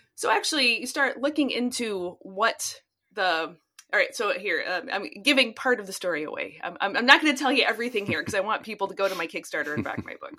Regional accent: United States; because I'm an American

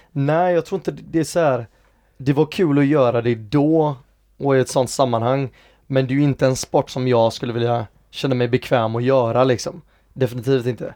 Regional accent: Gothenburg, Västra Götaland, Sweden; also born or lived in England / United States; jag är från Hisingen

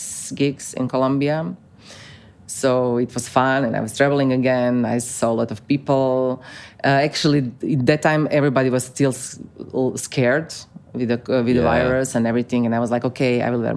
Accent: Osijek, Osijek-Baranja County, Croatia; English is a second language; my hometown, Osijek

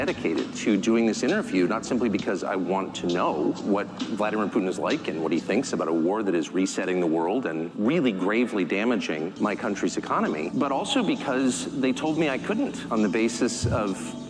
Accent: United States; I'm an American citizen. I'm 54.

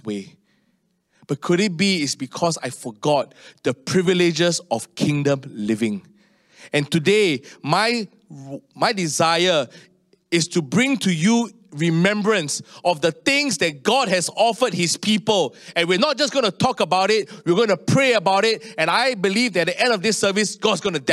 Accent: Singapore; as a Singaporean

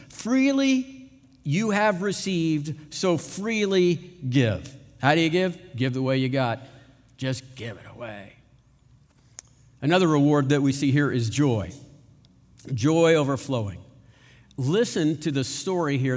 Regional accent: United States; we're American

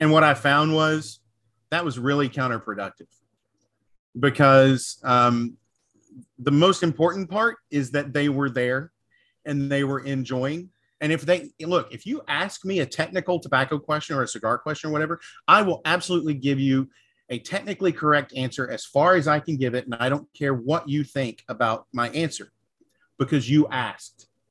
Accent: the South, United States; I'm from the South

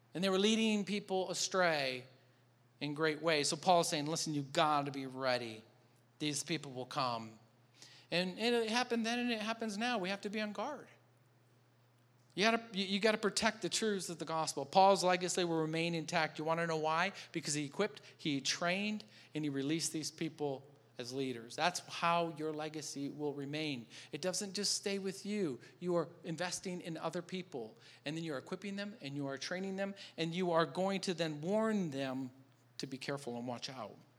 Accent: Michigan, United States; moved away; I'm from Michigan

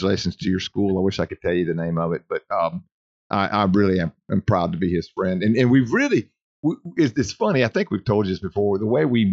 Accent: Ruston, Louisiana, United States; I'm from Ruston

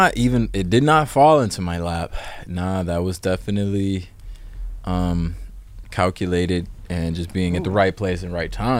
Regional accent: Indiana, United States; moved away as an adult; also born or lived in Ohio / New York; now in Los Angeles, United States; I was born in Ohio, lived there for like 10 years. Then I moved to Indiana, and that's where I was pretty much raised. And then went to New York for 3 years.

